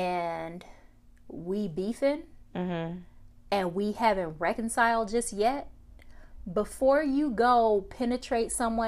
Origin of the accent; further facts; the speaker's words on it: United States; I'm American.